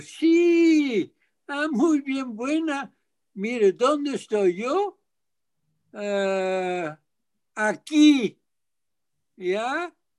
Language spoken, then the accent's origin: Spanish; Arnhem, Gelderland, Netherlands; moved away as an adult; now in Mexico; En la ciudad de Arnhem, A-R-N-H-E-M, en el este de Holanda, los Países Bajos